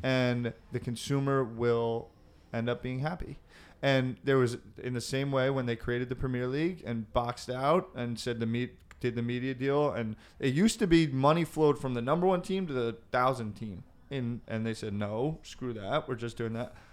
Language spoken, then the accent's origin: English; United States; As an American, because I grew up, my mother's, um, a firstborn American Danish descent.